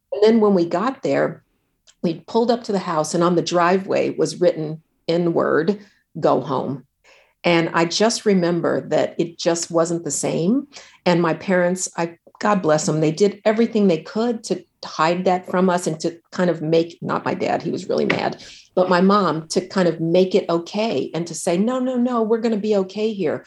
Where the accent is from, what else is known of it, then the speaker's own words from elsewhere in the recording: Denver, Colorado, United States; I grew up in Denver, so we were in an all-white community there